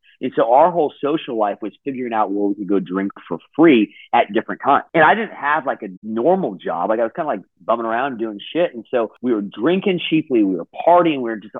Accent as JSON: {"language": "English", "town": "Sacramento", "region": "California", "country": "United States", "tie": "born or raised there", "moved": "yes", "lives_now": "New York City, United States", "said": "I grew up in Sacramento."}